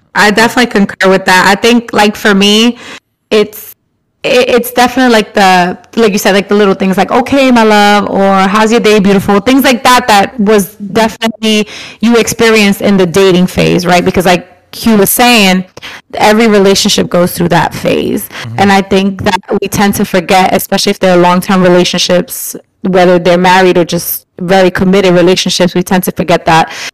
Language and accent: English; New York, United States; growing up in New York